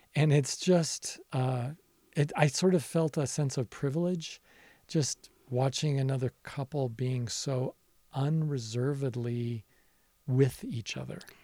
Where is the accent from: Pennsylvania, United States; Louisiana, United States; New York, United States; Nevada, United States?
Nevada, United States; as a younger person growing up in my home state of Nevada